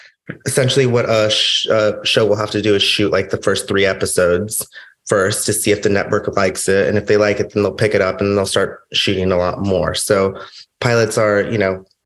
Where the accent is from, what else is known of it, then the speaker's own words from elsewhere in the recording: Los Angeles, California, United States; I grew up in LA, I grew up in the Valley